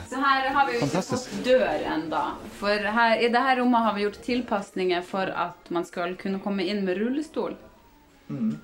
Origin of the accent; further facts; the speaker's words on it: Storfjord, Troms, Norway; now in Tromsø, Norway; Jeg kommer fra Storfjord i Troms.